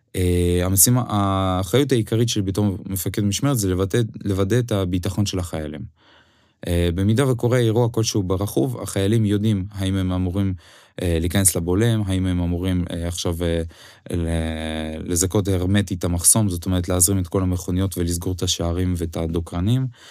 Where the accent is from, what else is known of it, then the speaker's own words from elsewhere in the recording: Ukraine; Hebrew is a second language; moved away as an adult; now in Israel; אוקראינה כן מדינת המולדת שלי